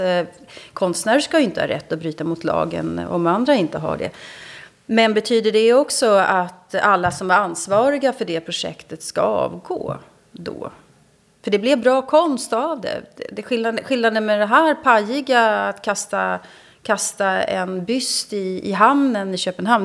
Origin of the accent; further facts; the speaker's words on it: Sweden; Jag som svensk